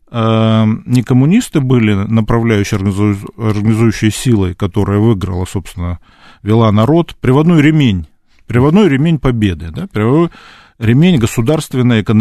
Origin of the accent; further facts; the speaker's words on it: Krasnodar Krai, Russia; я вот вырос в Краснодарском крае, он руководил тогда краем